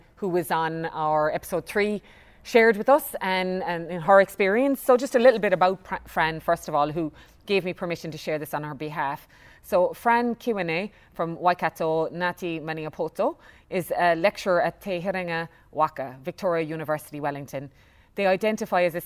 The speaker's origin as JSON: {"language": "English", "country": "Ireland", "tie": "born or raised there", "moved": "yes", "lives_now": "New Zealand", "said": "we were raised in Ireland in the 80s"}